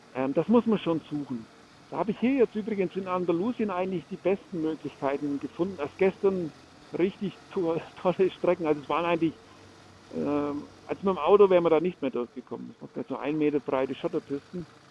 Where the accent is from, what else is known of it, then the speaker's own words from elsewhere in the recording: Germany; bei uns in Deutschland